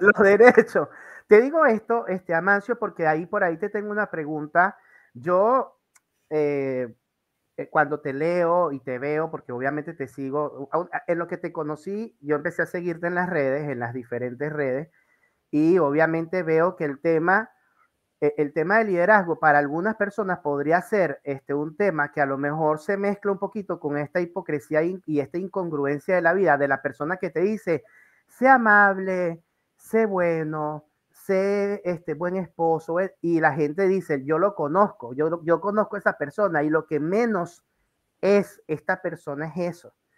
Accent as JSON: {"language": "Spanish", "region": "La Guaira", "country": "Venezuela", "also_born_or_lived": "Maracaibo / Valera", "moved": "as an adult", "said": "yo soy de La Guaira, costeño, claro. litoral central"}